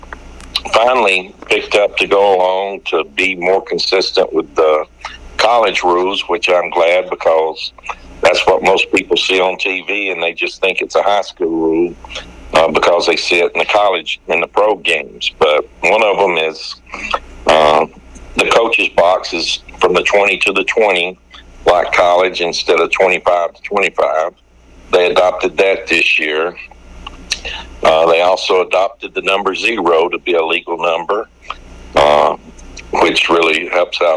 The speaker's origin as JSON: {"language": "English", "town": "Guntersville", "region": "Alabama", "country": "United States", "tie": "born or raised there", "moved": "as an adult", "lives_now": "Jacksonville, United States", "said": "I grew up in Gunnersville, Alabama"}